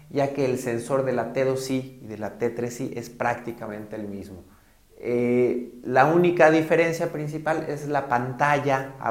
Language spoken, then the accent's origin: Spanish; Guadalajara, Jalisco, Mexico; soy fotógrafo de Guadalajara, Jalisco, en México.